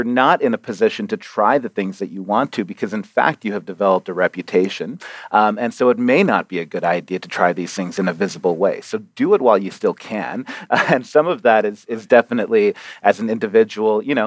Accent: Arizona, United States; also born or lived in Toronto, Canada; I was born in Toronto and lived there for 5 years and moved down to Arizona as our first stop in America.

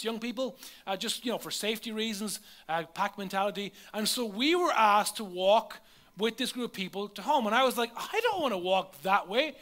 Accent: Leinster, Ireland; The nearest McDonald's to where I lived was over an hour away. There was none in my hometown

